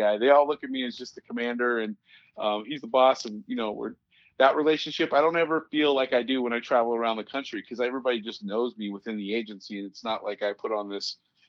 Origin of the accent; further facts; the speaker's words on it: Boulder, Colorado, United States; I'm from Boulder, Colorado, and I work for the Boulder County Sheriff's Office in Colorado.